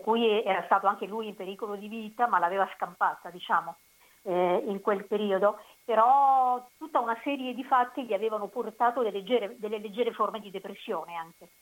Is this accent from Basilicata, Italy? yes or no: yes; Senise, Basilicata, Italy; moved away as an adult; also born or lived in Rome, Italy / Uruguay; io sono originaria della provincia di Potenza, sì. eh, Senisse